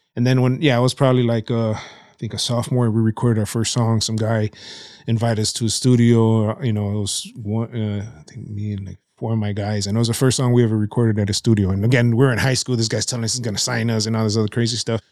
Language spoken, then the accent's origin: English; Chicago, Illinois, United States; I was born in Humboldt Park, so, in the region, so right, right on in the middle of Humble Park. Um, grew up, uh, uh, like Bucktown, Wicker Park area in the early eighties, uh, and then moved out to Hermosa in the early nineties